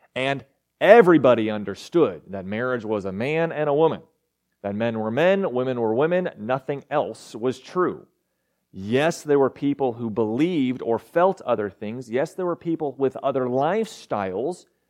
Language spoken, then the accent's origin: English; Arkansas, United States; also born or lived in Texas; I was born in Texas, don't remember it, raised in Arkansas, remember that.